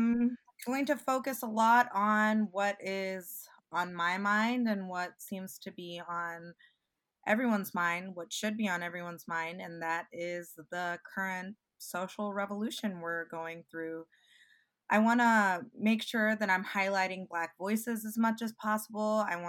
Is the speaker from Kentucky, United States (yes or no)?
yes; Owensboro, Kentucky, United States; now in Chicago, United States; I'm a 3L this year. I'm originally from Owensboro, Kentucky